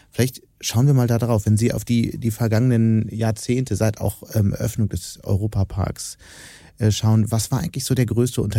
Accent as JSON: {"language": "German", "region": "Hamburg", "country": "Germany", "said": "Also ich so als Hamburger mit, mit, Perspektive aus dem Norden"}